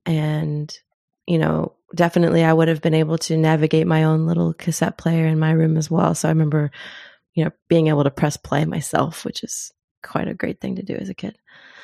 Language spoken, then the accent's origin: English; Zimbabwe; born there; But also, I was born in Africa. I was born in Zimbabwe. So hearing … on that album